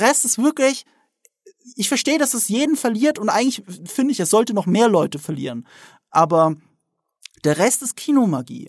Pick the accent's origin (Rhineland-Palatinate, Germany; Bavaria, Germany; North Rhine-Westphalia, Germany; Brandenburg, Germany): Rhineland-Palatinate, Germany; the Ramstein area; Ich komme ja wirklich aus der Gegend Rammstein, wo, die, wo der US-Militärplatz ist